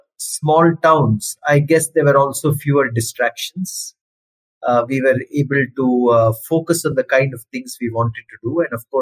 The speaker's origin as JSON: {"language": "English", "town": "Salem", "region": "Tamil Nadu", "country": "India", "tie": "born or raised there", "also_born_or_lived": "Mangalore, Karnataka / Kerala", "said": "I come from Mangalore in Karnataka. My mother comes from Mangalore. I was born in Mangalore. But most of my school days were lived in Tamil Nadu and Kerala. I grew up in towns like Salem, Coimbatore and Madurai and Kollam in Kerala."}